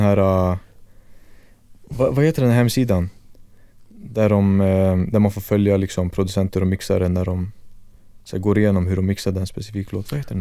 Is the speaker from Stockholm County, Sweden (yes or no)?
yes; Stockholm, Stockholm County, Sweden; född och uppvuxen här i Stockholm